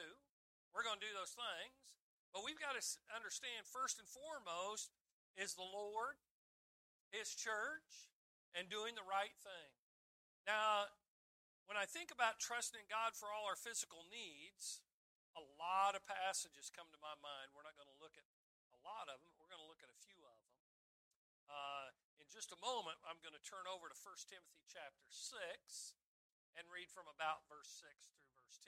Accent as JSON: {"language": "English", "country": "United States", "said": "as an American"}